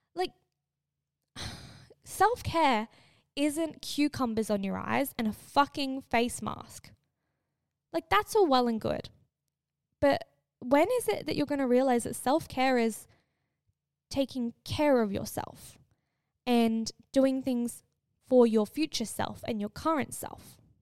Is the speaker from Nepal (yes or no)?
no; Australia; growing up in Australia, every kid, I swear, either goes to Bali or on a cruise. I was not that kid